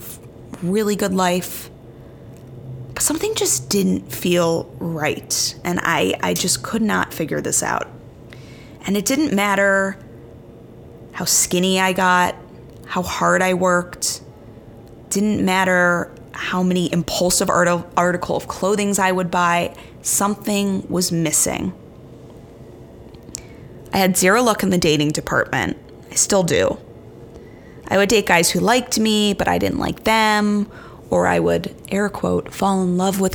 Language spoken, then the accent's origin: English; Chicago, Illinois, United States; moved away as an adult; also born or lived in New York City; Chicago is my hometown